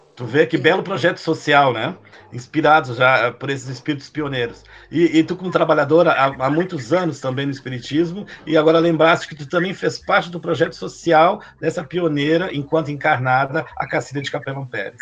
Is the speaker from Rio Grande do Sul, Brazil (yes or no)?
yes; Taquari, Rio Grande do Sul, Brazil; sou de Taquari, né? Sou, ah, ah, ah, nasci nessa cidade